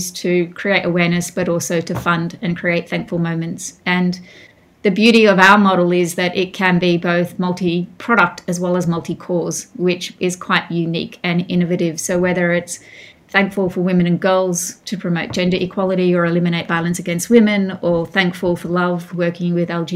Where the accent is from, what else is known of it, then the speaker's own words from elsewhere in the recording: Mount Isa, Queensland, Australia; also born or lived in New York; now in Melbourne, Australia; I grew up in Mount Isa in northwest Queensland, a rough and tough mining town.